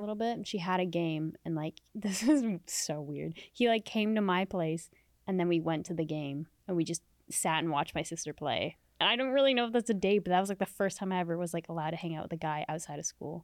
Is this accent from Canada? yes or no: yes; Canada; also born or lived in Middle East; now in Los Angeles, United States; I wasn't born in Canada. I was born in the Middle East